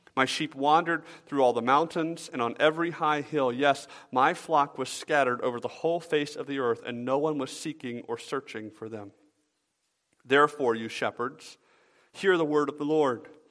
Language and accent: English; Atlanta, Georgia, United States; moved away; I grew up in Atlanta